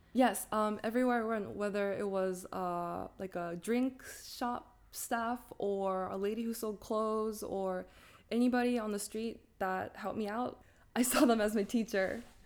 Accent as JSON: {"language": "English", "town": "Sapporo", "region": "Hokkaido", "country": "Japan", "tie": "born or raised there", "also_born_or_lived": "Pennsylvania, United States", "first_language": "English and Japanese", "moved": "as an adult", "lives_now": "Taiwan", "said": "I was born and raised in Sapporo my entire life until 18"}